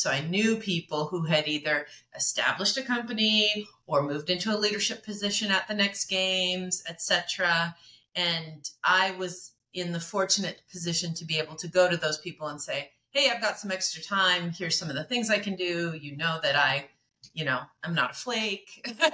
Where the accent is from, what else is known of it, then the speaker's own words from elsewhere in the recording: Medford, Oregon, United States; I grew up in Oregon. I'm an Oregonian, uh, not in Portland